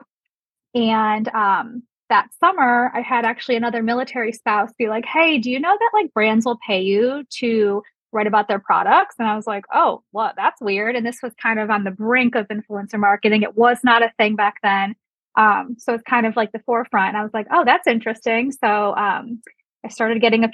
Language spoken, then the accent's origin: English; Solon, Ohio, United States; moved away as an adult; I grew up in Solon, which is a suburb